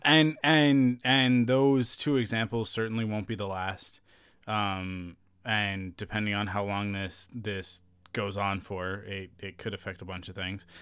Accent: Canada; being Canadian

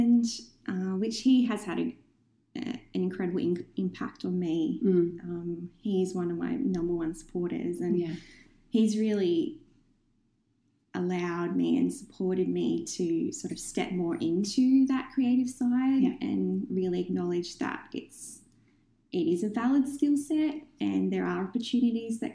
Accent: Newcastle, New South Wales, Australia; So I was born in Newcastle. I've lived here for most of my life. So I'm very passionate about Newcastle and being a Novocastrian

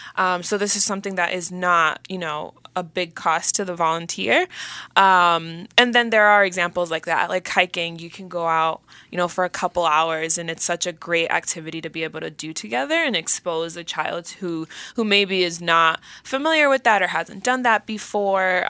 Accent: Dominican Republic; first language Spanish; English is a second language; moved away; I was born in the Dominican Republic, so my native language is Spanish

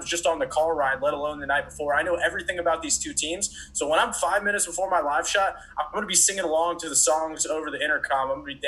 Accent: Gwinnett County, Georgia, United States; moved away; I'm from Gwinnett County, so definitely not really Atlanta

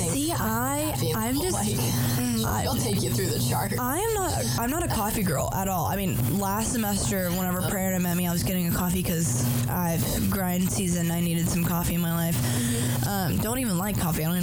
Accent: Atlanta, Georgia, United States; I'm from the Atlanta, Georgia area. If you're from there, from Alpharetta, Johns Creek

